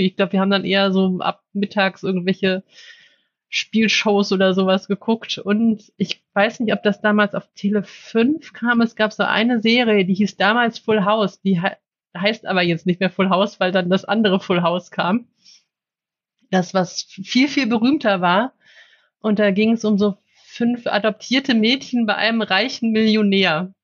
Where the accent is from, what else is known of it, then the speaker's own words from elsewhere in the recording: Cologne, North Rhine-Westphalia, Germany; ich bin in Köln aufgewachsen